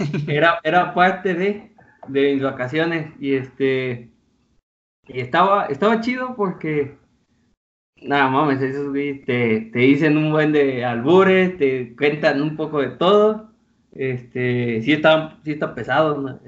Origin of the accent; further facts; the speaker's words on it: Colima, Mexico; moved away as an adult; now in Querétaro, Mexico; Yo soy el topo de Colima, pero en Querétaro